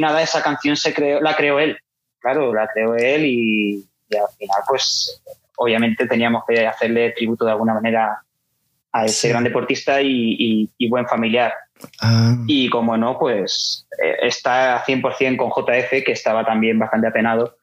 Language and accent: Spanish; Elda, Valencian Community, Spain; que es donde nosotros somos, de Elda.